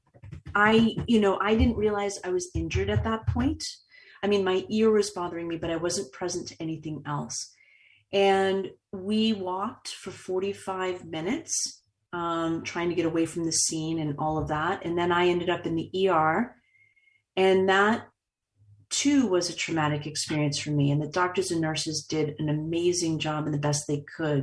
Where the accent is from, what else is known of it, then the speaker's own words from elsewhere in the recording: Boston, Massachusetts, United States; I've been born and raised in Boston